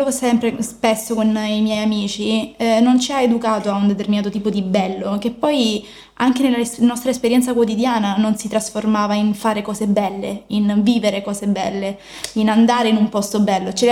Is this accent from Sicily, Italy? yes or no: yes; Messina, Sicily, Italy; io vengo da Messina, sono di Messina